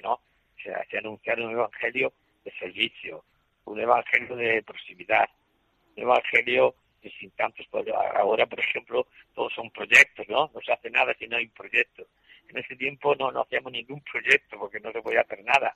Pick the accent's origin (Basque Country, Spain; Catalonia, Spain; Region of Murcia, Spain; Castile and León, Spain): Region of Murcia, Spain; El Palmar; moved away as an adult; now in Gurué, Mozambique; en el Palmar, donde yo nací, fui bautizado, primera comunión, donde entré en el seminario